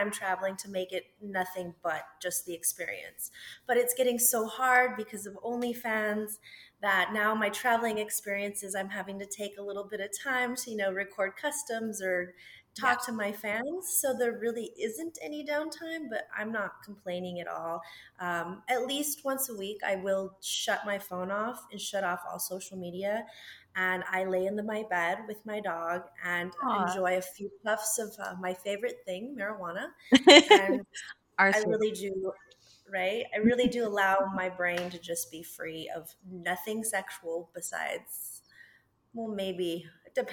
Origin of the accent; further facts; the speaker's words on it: Las Cruces, New Mexico, United States; moved away; So I'm originally from Las Cruces, New Mexico